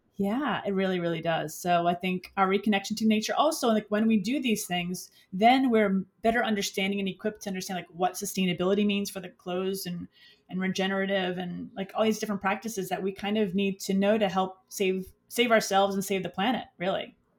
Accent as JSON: {"language": "English", "town": "New York City", "region": "New York", "country": "United States", "tie": "born or raised there", "also_born_or_lived": "Westchester / Florida", "moved": "yes", "said": "I'm from the Bronx. I grew up in the Bronx. I grew up in the city and spent time out in Westchester before I moved to Florida."}